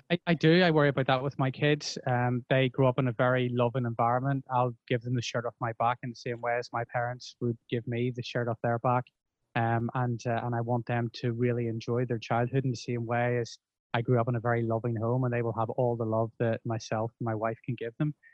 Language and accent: English; Bangor, Northern Ireland, United Kingdom; I grew up in Bangor. I, I went to school in Belfast